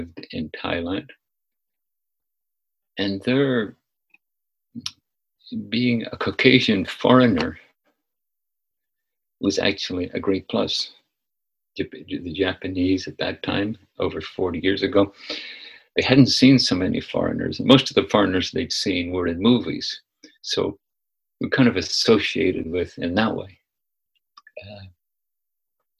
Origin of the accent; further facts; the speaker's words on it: Northern Ireland, United Kingdom; moved away as an adult; also born or lived in San Francisco; now in United States; my upbringing in Northern Ireland